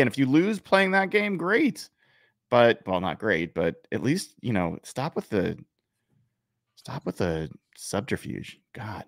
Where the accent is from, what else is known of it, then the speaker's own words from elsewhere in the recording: Oregon, United States; I grew up in Oregon